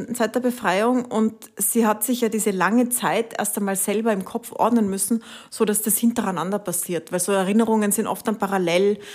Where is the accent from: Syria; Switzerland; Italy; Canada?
Italy; also born or lived in Spain; now in Austria; Bin nach Italien gefahren, wo ich aufgewachsen bin.